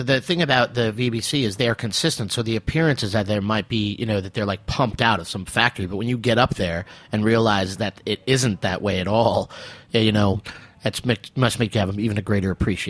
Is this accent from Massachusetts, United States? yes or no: yes; Massachusetts, United States; now in New York City, United States; I'm from Massachusetts